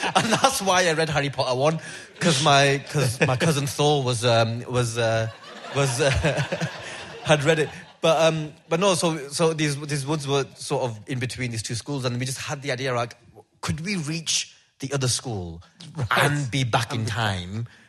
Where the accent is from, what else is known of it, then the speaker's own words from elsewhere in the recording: United Kingdom; me as a British Pakistani Pakistani lad